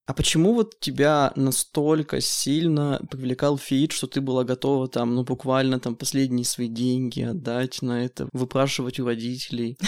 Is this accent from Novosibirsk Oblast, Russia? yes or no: no; Yekaterinburg, Sverdlovsk Oblast, Russia; решил остаться в родном городе.